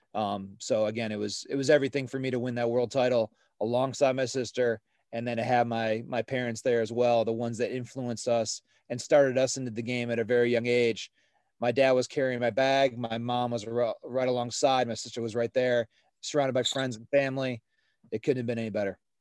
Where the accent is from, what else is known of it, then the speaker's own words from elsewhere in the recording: Ohio, United States; growing up in Ohio, we, uh, we started playing at a, at a smaller course just south of Cleveland, um, in Medina, Ohio